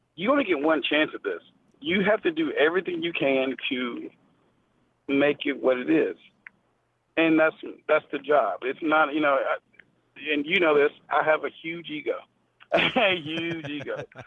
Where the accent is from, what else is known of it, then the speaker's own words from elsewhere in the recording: Memphis, Tennessee, United States; I'm from Memphis, so we in Memphis don't chop